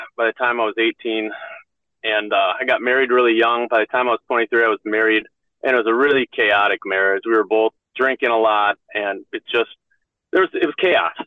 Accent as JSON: {"language": "English", "town": "Ham Lake", "region": "Minnesota", "country": "United States", "tie": "born or raised there", "said": "I grew up in the Minneapolis area, in a little town called Ham Lake"}